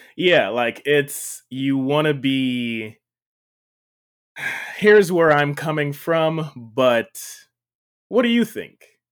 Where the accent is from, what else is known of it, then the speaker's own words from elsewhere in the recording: Jamaica; I grew up in Jamaica, um, not Jamaica, Queens, Jamaica, the island